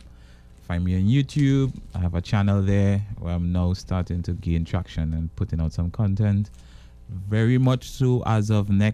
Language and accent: English; Tobago, Trinidad & Tobago; I'm from Tobago